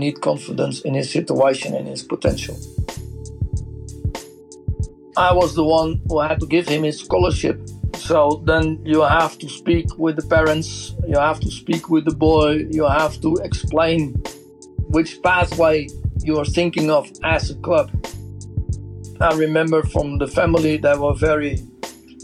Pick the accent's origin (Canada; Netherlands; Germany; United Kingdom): Netherlands; I'm from Holland.